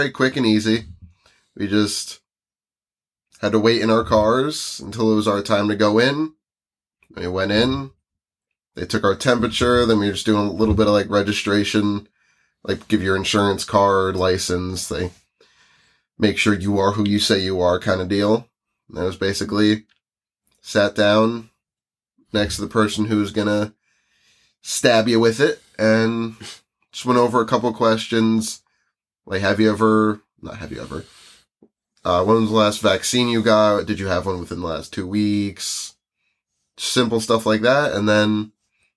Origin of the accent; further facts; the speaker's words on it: United States; now in New Jersey, United States; we're from the United States